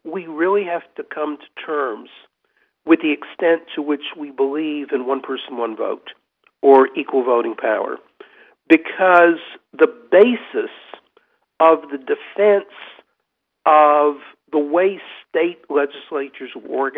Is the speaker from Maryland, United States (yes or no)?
no; Henderson County, North Carolina, United States; Henderson County, which is where I grew up